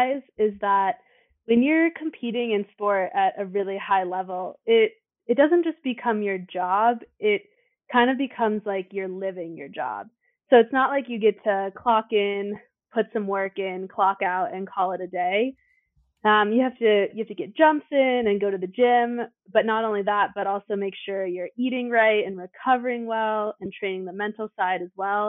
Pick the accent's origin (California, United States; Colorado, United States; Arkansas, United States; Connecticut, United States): Colorado, United States; Steamboat Springs; also born or lived in Denver, Colorado; my family used to drive up to Steamboat every weekend to go skiing, starting when I was two